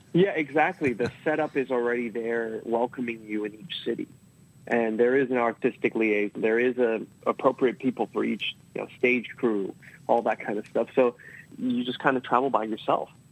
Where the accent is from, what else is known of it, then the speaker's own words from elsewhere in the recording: Australia; now in United States; I grew up in Australia. Maybe it's because uh, my family's Taiwanese.